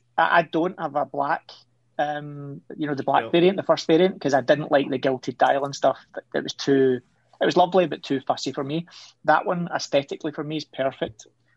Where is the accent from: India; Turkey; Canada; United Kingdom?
United Kingdom; Scotland; I'm Scottish, come on.